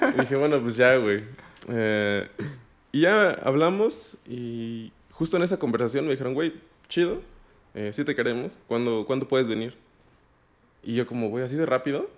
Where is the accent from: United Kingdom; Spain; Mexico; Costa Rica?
Mexico; moved away as an adult; also born or lived in Amsterdam, Netherlands; yo soy mexicano